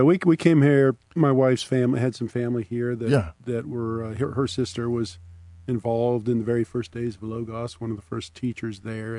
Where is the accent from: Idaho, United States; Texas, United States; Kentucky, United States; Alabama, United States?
Idaho, United States; southern; moved away; also born or lived in Montana; We grew up in southern Idaho. We moved immediately here from Montana. We'd been living in Montana for a while.